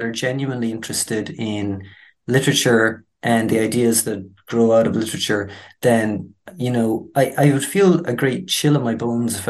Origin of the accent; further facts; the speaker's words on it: Ireland; I'm from rural Ireland